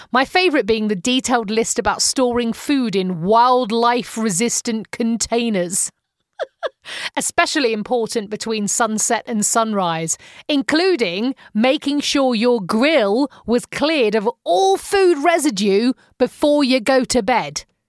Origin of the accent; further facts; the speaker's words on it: United Kingdom; now in Arizona, United States; As a British citizen